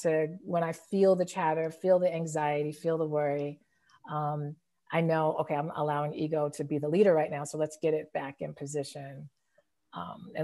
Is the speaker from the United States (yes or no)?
yes; Denver, Colorado, United States; now in Chicago, United States; I was born and raised in Denver, Colorado, but I do not live there now. I'm actually based in the Chicago area